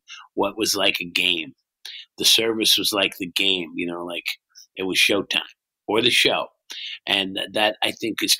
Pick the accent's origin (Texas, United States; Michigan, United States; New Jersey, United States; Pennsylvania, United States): New Jersey, United States; Bayshore; also born or lived in Brooklyn, New York; I was born in Brooklyn. I left as a baby, and I grew up on the Bay Shore in New Jersey, a little town, not far from the ocean